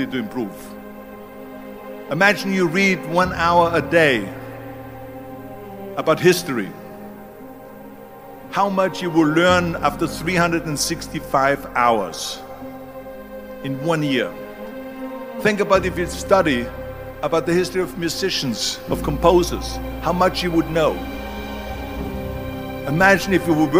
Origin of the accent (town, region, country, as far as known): Austria; born or raised there; moved away